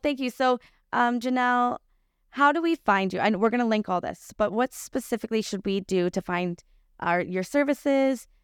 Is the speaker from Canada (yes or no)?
yes; Lion's Head, Ontario, Canada; I grew up in Lionshead, so even smaller.